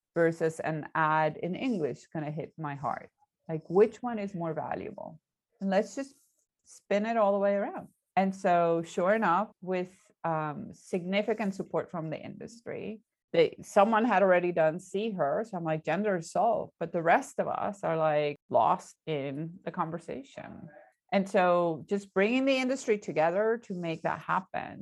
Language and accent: English; Puerto Rico; I'm Puerto Rican